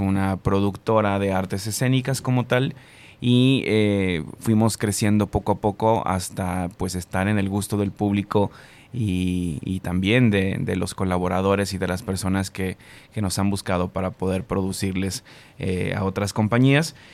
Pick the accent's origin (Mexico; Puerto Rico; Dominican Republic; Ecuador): Mexico; Jalisco; also born or lived in Colima; now in Guadalajara, Mexico; soy jalisciense, pero estudié fuera del estado.